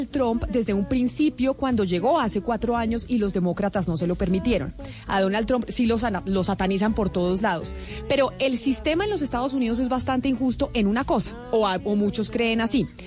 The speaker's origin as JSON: {"language": "Spanish", "country": "Colombia", "said": "¿Y por qué no darles esa oportunidad a ese talento colombiano que está en cada rincón de nuestro país?"}